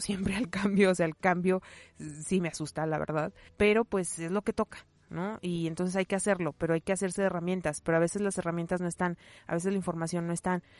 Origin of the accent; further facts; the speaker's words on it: León, Guanajuato, Mexico; yo nací en México, nací en León, Guanajuato, nací en 1984